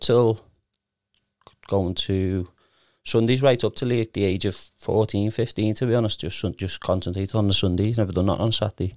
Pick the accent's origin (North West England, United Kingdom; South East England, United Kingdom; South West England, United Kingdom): North West England, United Kingdom; Liverpool; I was from Kenny, but I went to Breckfield